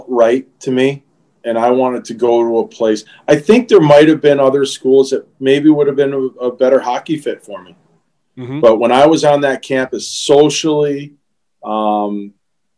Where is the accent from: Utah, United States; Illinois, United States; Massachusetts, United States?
Massachusetts, United States; Springfield; out of, you know, Springfield, Massachusetts.